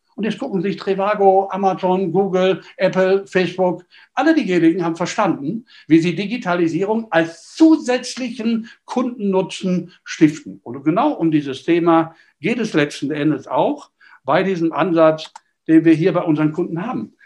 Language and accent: German; Düsseldorf, North Rhine-Westphalia, Germany; als Düsseldorfer